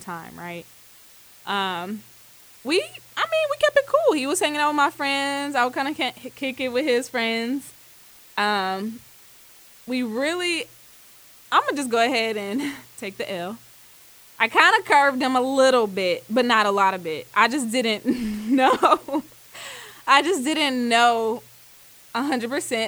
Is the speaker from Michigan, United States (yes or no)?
no; Ohio, United States; moved away as an adult; now in Atlanta, United States; live currently here in Atlanta by way of Ohio. I'm from Ohio